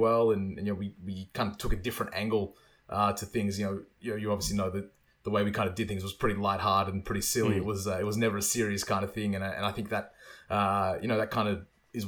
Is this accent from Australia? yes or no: yes; Australia; one of, you know, only two or three Aussies that were there